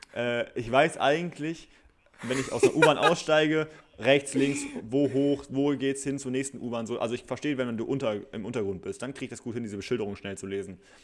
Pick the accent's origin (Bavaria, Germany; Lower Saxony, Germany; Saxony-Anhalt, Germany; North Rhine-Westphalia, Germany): North Rhine-Westphalia, Germany; Bielefeld; bei uns in Bielefeld